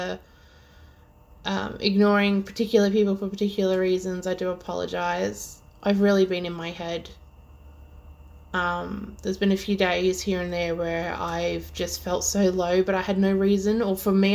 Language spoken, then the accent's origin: English; Melbourne, Victoria, Australia; if you somehow can't tell by my extremely horrible accent, I'm Australian and from Melbourne, Victoria.